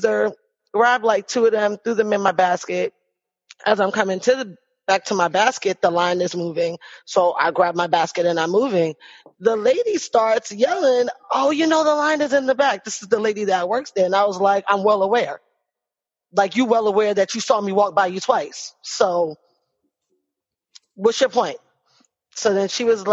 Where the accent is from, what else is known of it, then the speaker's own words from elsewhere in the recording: New York City, New York, United States; now in Winter Park, United States; I'm located in Orlando, Florida. I'm actually in Winter Park, which is like a little city right outside of Orlando. And I'm from the Bronx. You would normally be able to very much hear it